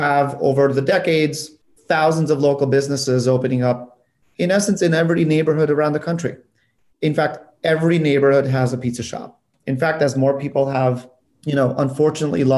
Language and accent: English; North Macedonia; moved away; I come from Europe. I was born in Macedonia